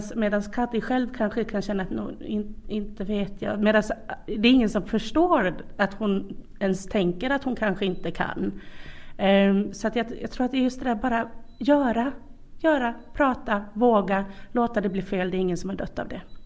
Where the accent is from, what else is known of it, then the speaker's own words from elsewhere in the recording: Sweden; now in Karis, Finland; jag kommer från, från eh, Sverige